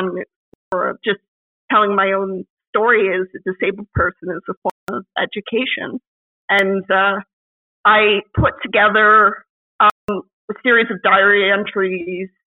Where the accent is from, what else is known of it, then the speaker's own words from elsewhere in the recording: Canada; me as a Canadian woman of my generation